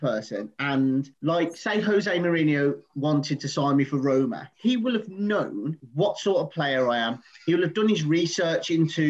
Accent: Birmingham, West Midlands, United Kingdom; accent: Brummie; now in Leamington, United Kingdom; If I spend a couple of days in Birmingham, my Brummie accent comes back massively. Now, I've still got a Brummie accent, obviously, but because I'm not a million miles away from Birmingham in Leamington.

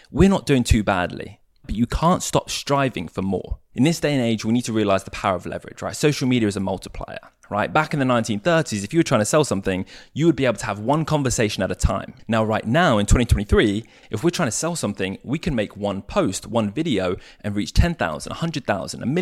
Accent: United States; born there; accent: English; I say us as Americans because I was born in America, right? I sound English, but I was actually born in the US.

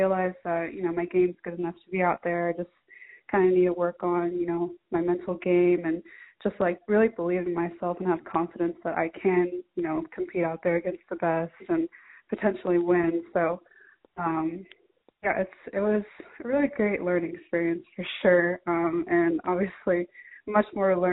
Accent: California, United States; growing up in California

